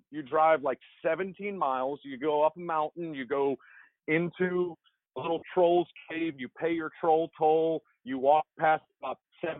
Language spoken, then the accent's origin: English; Baton Rouge, Louisiana, United States; I'm from Baton Rouge